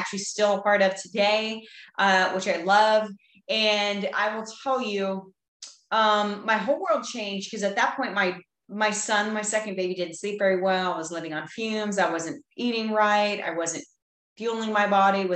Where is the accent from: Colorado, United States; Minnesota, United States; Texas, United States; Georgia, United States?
Texas, United States; I am from Texas. I live just outside of Fort Worth, Texas, in a small country town